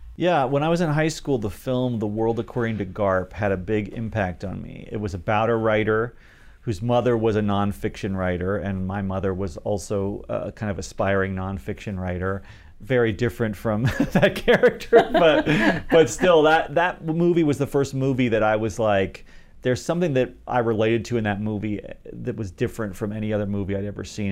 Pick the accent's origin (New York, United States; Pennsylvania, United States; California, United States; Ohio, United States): Ohio, United States; Dayton; moved away as an adult; also born or lived in Los Angeles; from Dayton, Ohio, where I was from